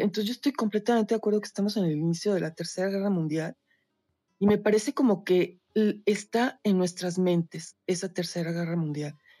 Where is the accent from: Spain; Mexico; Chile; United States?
Mexico; Yo soy de México